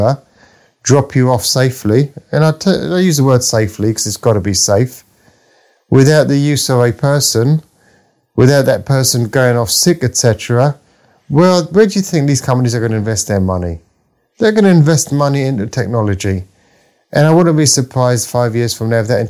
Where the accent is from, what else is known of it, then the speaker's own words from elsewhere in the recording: London, United Kingdom; I grew up in the East End of London